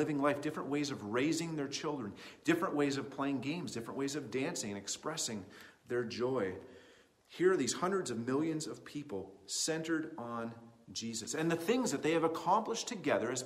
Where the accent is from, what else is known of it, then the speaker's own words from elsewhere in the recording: Canada; as a Canadian kid in the 21st century.